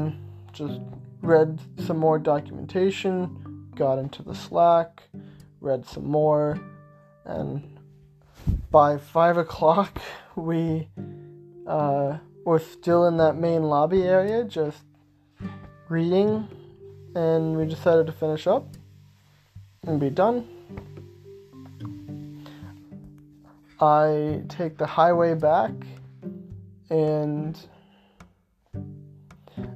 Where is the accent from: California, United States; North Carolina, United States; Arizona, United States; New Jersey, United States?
Arizona, United States; I'm from Arizona